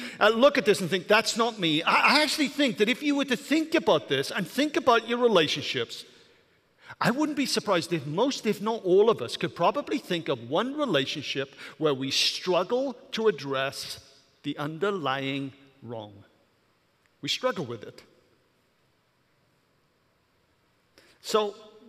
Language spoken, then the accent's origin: English; Welsh, Wales, United Kingdom; moved away; I'm Welsh